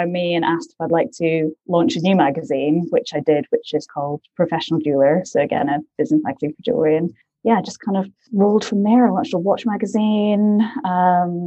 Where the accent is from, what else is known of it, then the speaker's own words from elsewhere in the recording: Aberdeen, Scotland, United Kingdom; moved away as an adult; now in London, United Kingdom; I'm originally from Aberdeen, Scotland, but I moved down to London